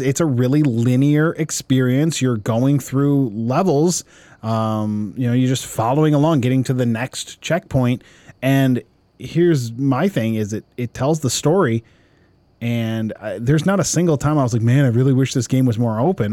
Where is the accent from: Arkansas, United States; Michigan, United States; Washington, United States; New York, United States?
Michigan, United States; Westland; I grew up in Westland, Westland, Michigan, South, Southeast Michigan. We're a suburb of Detroit.